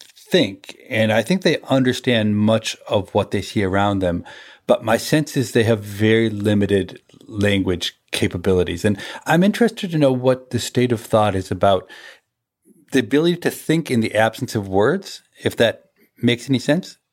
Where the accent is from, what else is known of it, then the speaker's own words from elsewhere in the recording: United States; I'm from the United States.